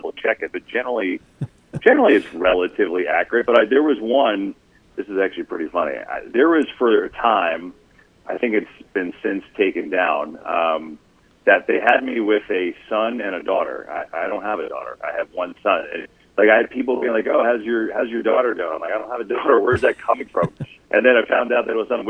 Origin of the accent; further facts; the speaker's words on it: New Jersey, United States; I grew up in North Jersey